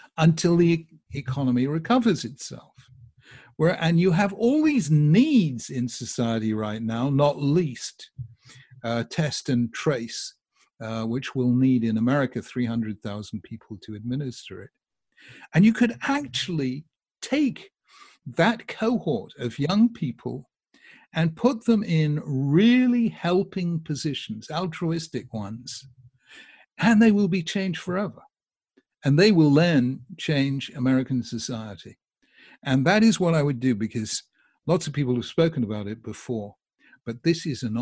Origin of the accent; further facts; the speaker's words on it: United Kingdom; I'm from Britain